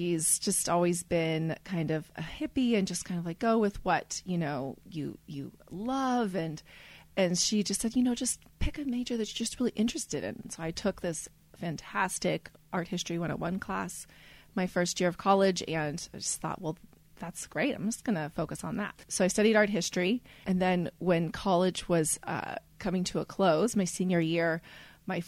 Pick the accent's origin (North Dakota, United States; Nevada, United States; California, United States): California, United States; Napa; also born or lived in London; When I grew up here in Napa, it was a boring town.